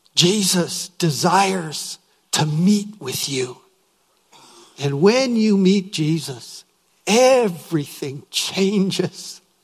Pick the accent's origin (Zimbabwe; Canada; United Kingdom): Canada; Winnipeg, Manitoba; I was from Winnipeg